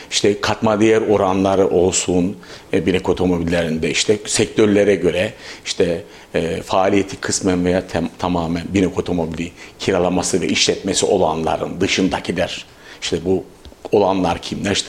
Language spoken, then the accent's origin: Turkish; Avanos, Nevşehir, Turkey; born there; now in Kayseri, Turkey; 1969 ee, Nevşehir Avanos doğumluyum.